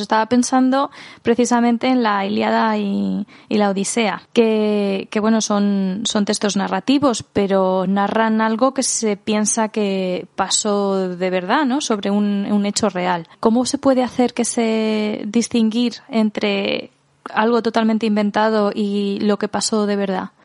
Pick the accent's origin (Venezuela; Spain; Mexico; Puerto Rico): Spain